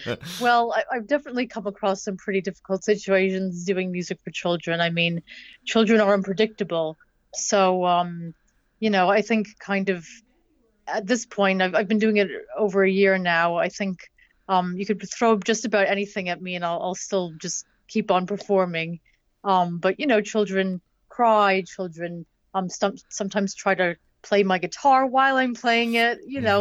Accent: Boston, Massachusetts, United States; I'm originally from Boston. I don't have a Boston accent, as you can probably tell.

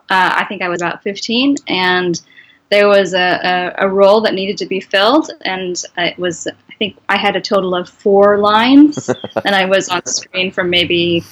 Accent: Bay Area, California, United States; I grew up in the Bay Area for the most part

